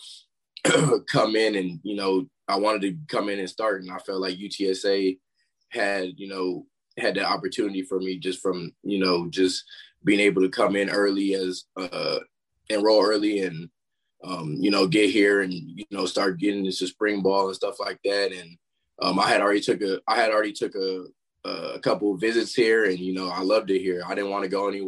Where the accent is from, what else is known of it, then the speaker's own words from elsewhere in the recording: Converse, Texas, United States; also born or lived in New York; I was originally born in New York. Not a lot of people know that, but I've been here my whole life. So that's really what I've been, you know, repping and, you know, trying to, this is where I'm from. I'm from San Antonio, more specifically Converse